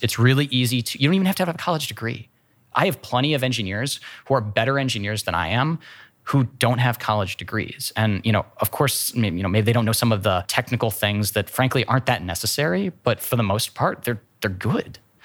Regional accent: Worthington, Ohio, United States; also born or lived in San Francisco, California / Columbus, Ohio; I grew up in Worthington. went elementary, middle, high school all to, to Worthington

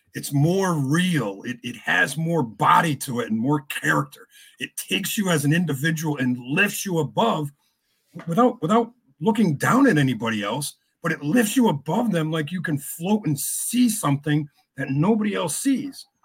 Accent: Hartford, Connecticut, United States; moved away as an adult; now in Boston, United States; I was born in Hartford, raised in Connecticut

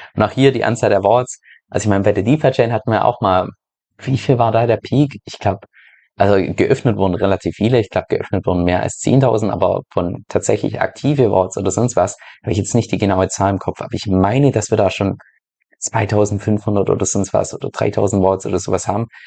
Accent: Germany; moved away; dass ich ja ursprünglich aus Deutschland komme

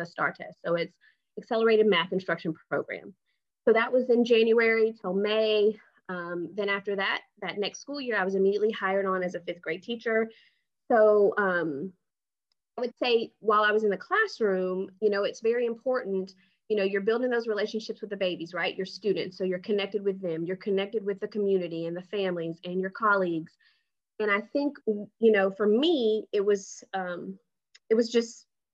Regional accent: Houston, Texas, United States; So I currently live in Houston, Texas. I grew up here in Houston, Texas.

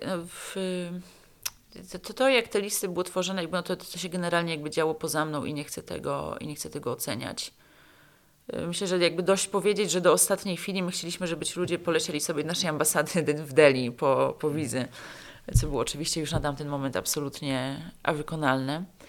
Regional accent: Poland; moved away as an adult; also born or lived in Afghanistan / Pakistan; ja tu jestem z Polski

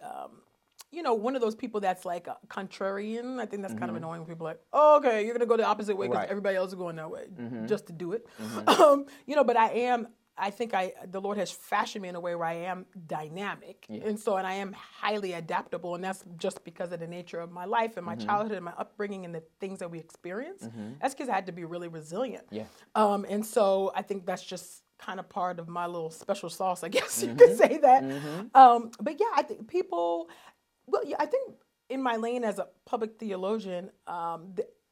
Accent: Nigeria; me being Nigerian

